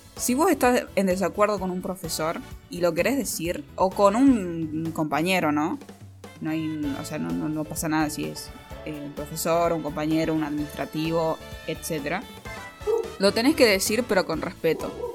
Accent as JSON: {"language": "Spanish", "region": "Catamarca", "country": "Argentina", "also_born_or_lived": "Tucumán", "said": "Me fui de Catamarca, me fui a Tucumán a estudiar cine. Me vine a Catamarca"}